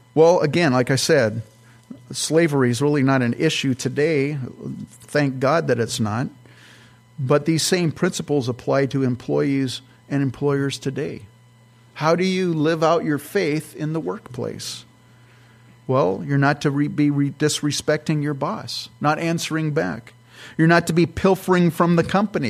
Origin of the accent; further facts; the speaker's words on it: California, United States; now in Minnesota, United States; I'm from California